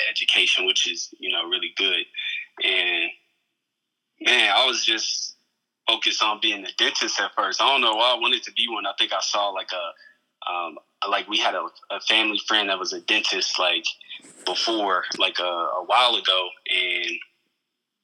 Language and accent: English; Indiana, United States; born or raised there; moved away as an adult; also born or lived in San Diego; now in Phoenix, United States